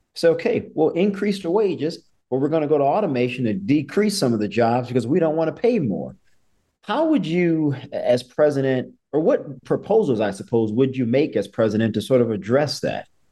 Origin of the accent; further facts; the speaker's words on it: New Orleans, Louisiana, United States; moved away; my hometown of New Orleans